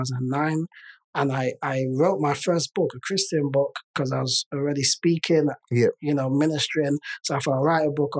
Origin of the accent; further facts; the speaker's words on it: London, United Kingdom; I'm Nigerian. Nigerian by origin. I was born in the UK. I was born in London.